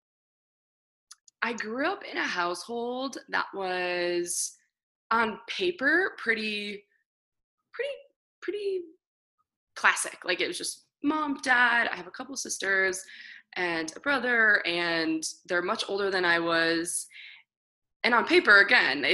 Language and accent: English; Michigan, United States; I was born in a small town. I'm from Michigan